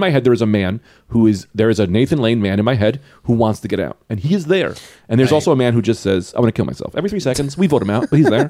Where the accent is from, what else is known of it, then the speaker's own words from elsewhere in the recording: New Jersey, United States; also born or lived in Bronx, New York; I'm from Jersey, and my dad's in the Bronx. I grew up in both.